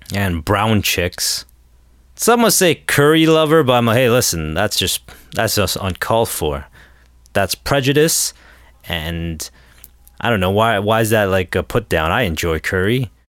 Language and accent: English; Toronto, Ontario, Canada